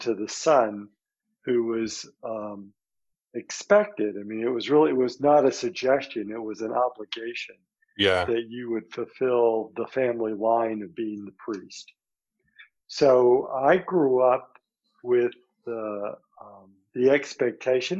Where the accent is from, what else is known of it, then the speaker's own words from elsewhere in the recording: Birmingham, Alabama, United States; I grew up in Birmingham, Alabama, in the very difficult days of the 1950s and the 1960s.